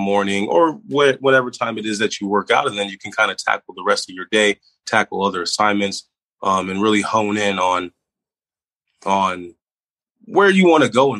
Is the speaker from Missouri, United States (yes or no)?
yes; St. Louis, Missouri, United States; moved away; I'm originally from the St. Louis area